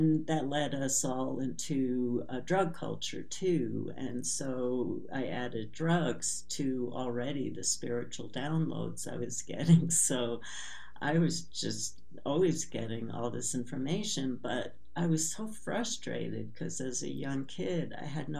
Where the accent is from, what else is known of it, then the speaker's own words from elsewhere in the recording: New York City, New York, United States; I was born in Brooklyn, New York, to very traditional family who grew up with immigrant parents in a lower class neighborhood in Brooklyn